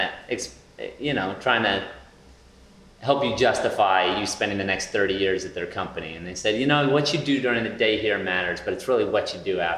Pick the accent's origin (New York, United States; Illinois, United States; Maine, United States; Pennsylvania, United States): Maine, United States; Southwest Harbor; moved away as an adult; also born or lived in Portland, Maine; now in Philadelphia, United States; I grew up in Southwest Harbor, Maine, which is right next to Acadia National Park